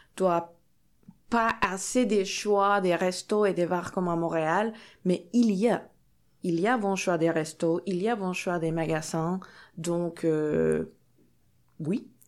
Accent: Mexico; French is a second language; moved away as an adult; now in Sorel-Tracy, Canada; je viens de Mexique

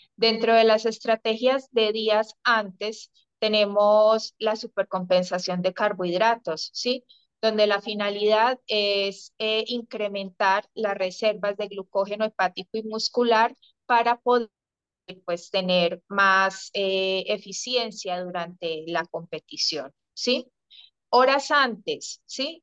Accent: Colombia; also born or lived in Spain; soy obviamente colombiana

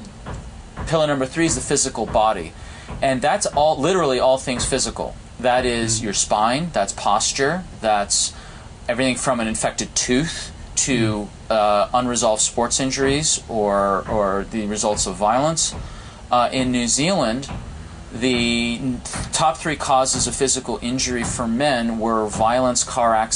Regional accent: outside Heartbreak Hill, Massachusetts, United States; I grew up outside Heartbreak Hill

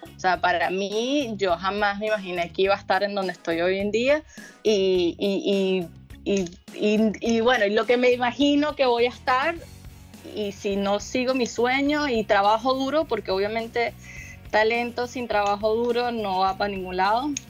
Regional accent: Caracas, Capital District, Venezuela; also born or lived in La Guaira / Florida / Miami; now in California, United States; yo vengo de Caracas y de La Guaira y de la montaña y del río y de la playa

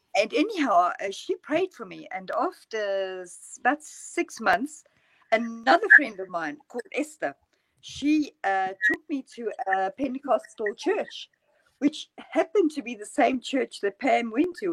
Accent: near Johannesburg, Gauteng, South Africa; moved away as an adult; also born or lived in London, United Kingdom; now in Norway; I grew up near Johannesburg

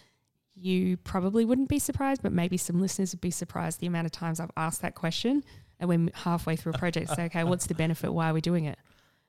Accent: South Australia, Australia; Yeah. Did you not know I'm from South Australia?

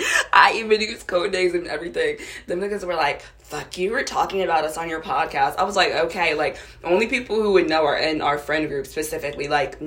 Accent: Lawrenceville, New Jersey, United States; I'm a Central Jersey girl born and raised because I am from Lawrenceville, right in between the capital and right in between Princeton, like Princeton University. I am a Central Jersey girl, hands down.

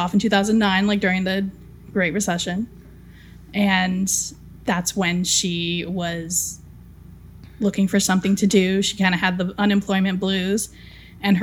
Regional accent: Los Angeles, California, United States; I'm a first-generation San Pedro

